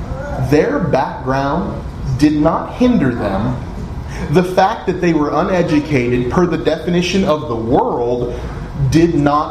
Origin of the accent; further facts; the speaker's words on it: West Virginia, United States; Now, where I'm from West Virginia. You've heard all the jokes. But I don't sound like I'm from West Virginia, do I? I don't have a twang